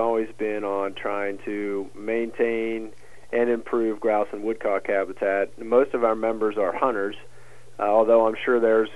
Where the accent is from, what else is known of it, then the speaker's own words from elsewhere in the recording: Huntingdon, Pennsylvania, United States; also born or lived in Virginia / Florida / Michigan; I'm from central Pennsylvania. I grew up in Huntington